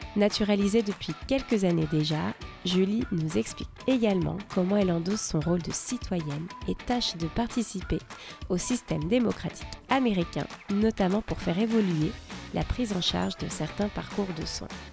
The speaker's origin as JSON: {"language": "French", "country": "France", "moved": "yes", "lives_now": "Seattle, United States", "said": "je suis française et je vous parle depuis Seattle."}